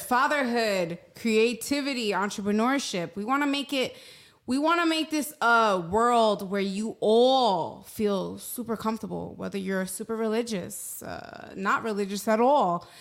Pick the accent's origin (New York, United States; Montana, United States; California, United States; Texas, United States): New York, United States; New York City; moved away; I am born and raised in New York City, Hell's Kitchen, New York, three blocks from Times Square